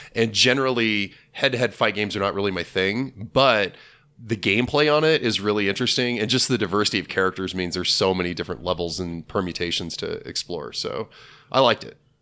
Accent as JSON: {"language": "English", "town": "Junction City", "region": "Kansas", "country": "United States", "tie": "born or raised there", "said": "Town Crier was a locally franchised bookstore that was in my hometown."}